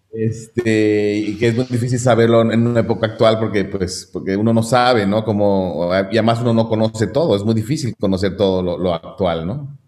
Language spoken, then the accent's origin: Spanish; Mexico; moved away as an adult; nací en México y formado en México